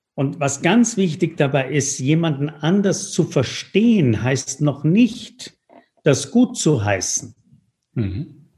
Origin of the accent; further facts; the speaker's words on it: Tuscany, Italy; moved away; Jetzt komme ich ja aus der Toskana